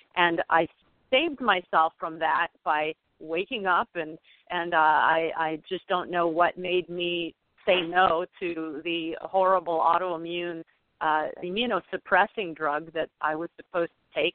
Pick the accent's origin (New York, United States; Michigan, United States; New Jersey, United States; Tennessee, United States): Michigan, United States; St. Joseph; my hometown in St. Joseph, Michigan